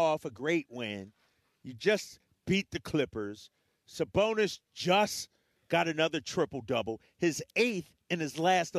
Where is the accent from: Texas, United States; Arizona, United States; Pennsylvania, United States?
Pennsylvania, United States; Philadelphia; growing up in Philadelphia